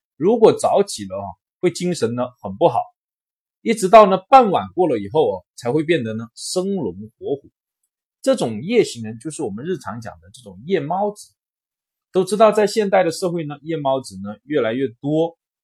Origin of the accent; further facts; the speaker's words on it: China; 我们中国人的文化